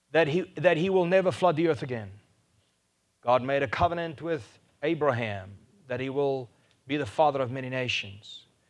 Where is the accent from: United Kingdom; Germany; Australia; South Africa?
South Africa; first language Afrikaans; English is a second language; I was Afrikaans, I couldn't speak any English